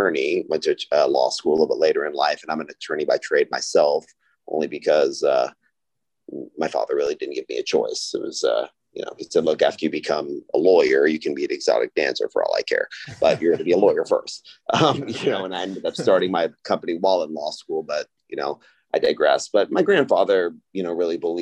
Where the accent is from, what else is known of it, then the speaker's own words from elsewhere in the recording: Austin, Texas, United States; It's my hometown where I was born and raised, and obviously where our headquarters is